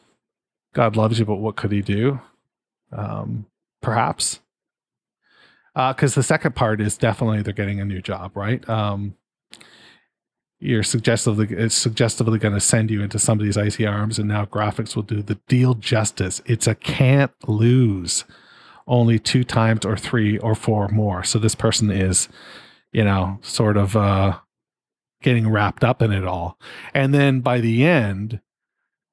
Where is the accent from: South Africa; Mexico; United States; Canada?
Canada; being a Canadian